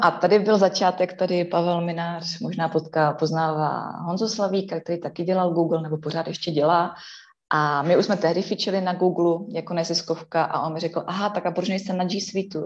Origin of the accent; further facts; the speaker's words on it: Ostrava region, Moravian-Silesian Region, Czechia; jsem turbo z Ostravska